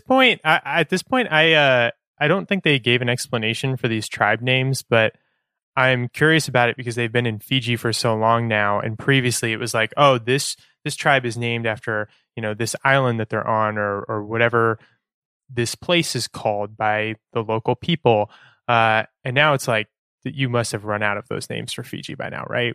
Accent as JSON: {"language": "English", "town": "Sacramento", "region": "California", "country": "United States", "lives_now": "Oakland, United States", "said": "I'm from Northern California. I'm from Sacramento."}